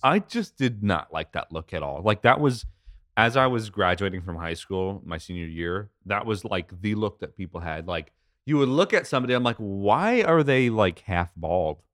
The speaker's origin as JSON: {"language": "English", "country": "United States", "said": "I'm American"}